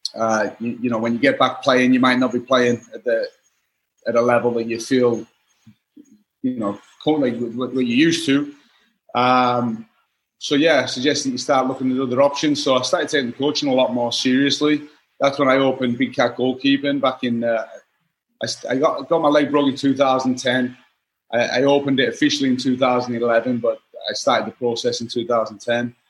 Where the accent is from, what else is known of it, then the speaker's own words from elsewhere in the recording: Workington, North West England, United Kingdom; moved away as an adult; also born or lived in Los Angeles, United States; originally I'm from Workington, which is like right on the on the on the coast in the on the northwest